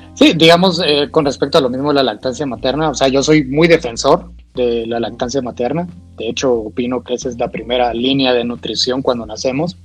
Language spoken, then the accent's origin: Spanish; Guatemala; yo vengo de Guatemala